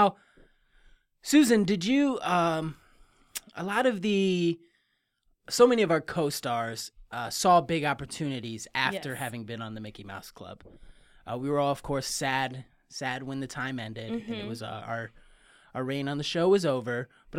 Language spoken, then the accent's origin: English; Canada; born there; I was born in Canada